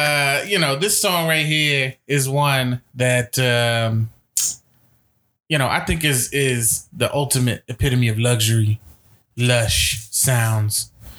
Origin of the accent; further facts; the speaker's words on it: Atlanta, Georgia, United States; Because I'm from Atlanta.